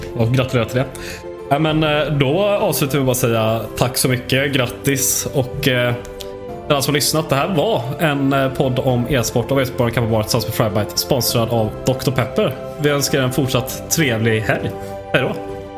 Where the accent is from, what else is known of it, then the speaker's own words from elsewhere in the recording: Sweden; vi är svenskar